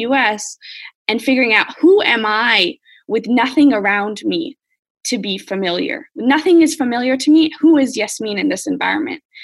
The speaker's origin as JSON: {"language": "English", "country": "United States", "moved": "yes", "said": "as an American"}